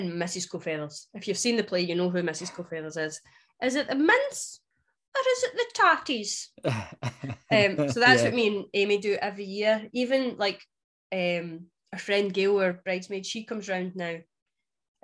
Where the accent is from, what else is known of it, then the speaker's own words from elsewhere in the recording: Scotland, United Kingdom; I'm very, very Scottish